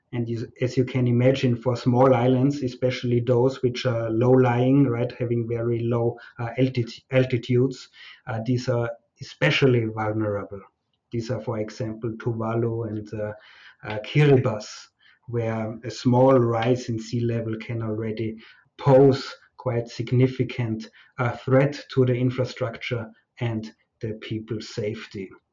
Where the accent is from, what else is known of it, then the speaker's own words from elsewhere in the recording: Austria; moved away as an adult; also born or lived in Fiji; now in Malaysia; arrive in uh, Austria, in my home country